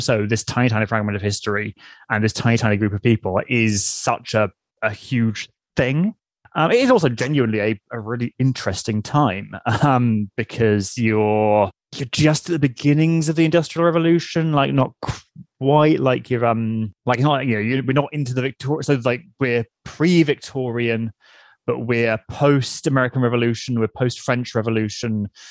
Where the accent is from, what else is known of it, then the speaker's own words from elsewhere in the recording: United Kingdom; accent: RP; the accent I was taught to have